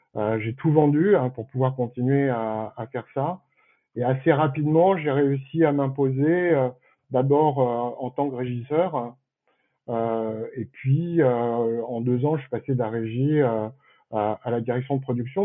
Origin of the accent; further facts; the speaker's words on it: Paris, Île-de-France, France; je suis parisien d'origine hein, et fier de l'être